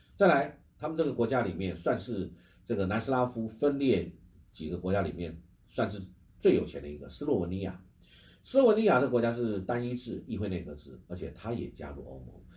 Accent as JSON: {"language": "Chinese", "country": "Taiwan", "said": "我们台湾人口"}